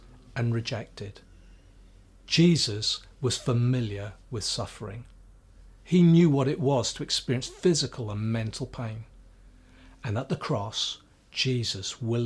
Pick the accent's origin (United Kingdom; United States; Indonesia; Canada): United Kingdom; Swansea, Wales; growing up in Swansea, at the bottom of our road was the Bible College of Wales